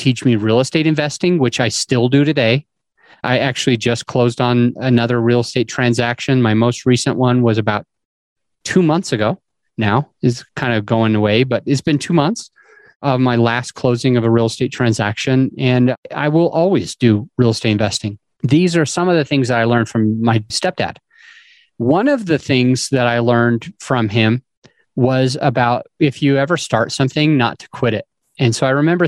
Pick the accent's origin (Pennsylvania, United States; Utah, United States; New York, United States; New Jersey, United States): Utah, United States; I grew up in Utah